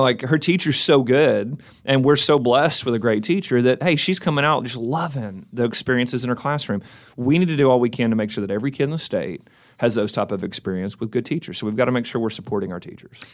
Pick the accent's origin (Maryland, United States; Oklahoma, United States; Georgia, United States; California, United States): Oklahoma, United States; McAlester; moved away as an adult; now in Oklahoma City, United States; we're originally from McAllister